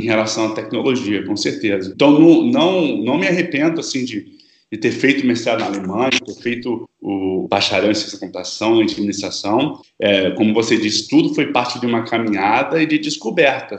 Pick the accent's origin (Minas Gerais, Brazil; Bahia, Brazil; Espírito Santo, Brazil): Espírito Santo, Brazil; Vitória; moved away; Eu sou de Vitória, no Espírito Santo